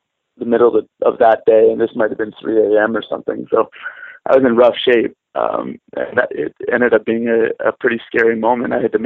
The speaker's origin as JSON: {"language": "English", "town": "Windsor", "region": "Ontario", "country": "Canada", "also_born_or_lived": "Korea", "moved": "as an adult", "said": "I'm from Windsor, Ontario, Canada"}